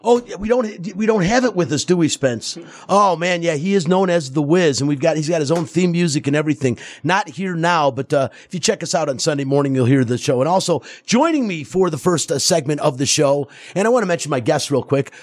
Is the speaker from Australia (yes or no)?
no; Detroit, Michigan, United States; now in Las Vegas, United States; I'm from Detroit